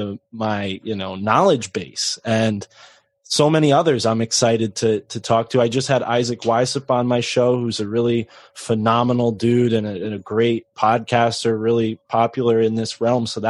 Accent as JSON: {"language": "English", "region": "New England", "country": "United States", "tie": "born or raised there", "said": "I grew up in New England and it's rough"}